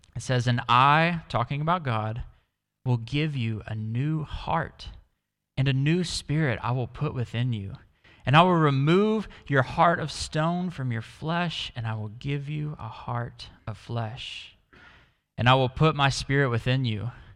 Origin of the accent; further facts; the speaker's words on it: Dallas, Texas, United States; moved away; I come from Dallas in the US